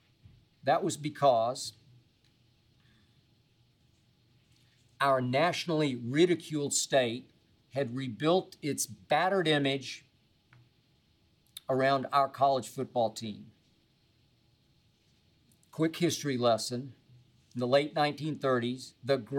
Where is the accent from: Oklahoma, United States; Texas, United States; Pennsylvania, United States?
Oklahoma, United States; Oklahoma City; moved away as an adult; also born or lived in Los Angeles / Nashville; As I was growing up in Oklahoma City, I was 14 years of age